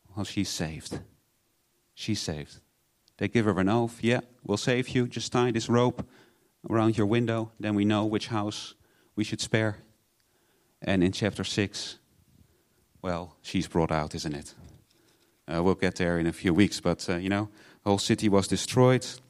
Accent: Netherlands; moved away; I'm from Holland.

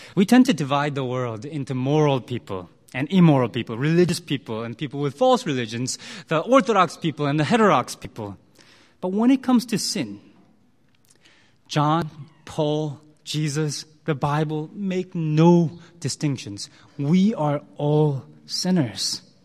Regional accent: United States; also born or lived in Korea; I spent a large part of my life in the U S

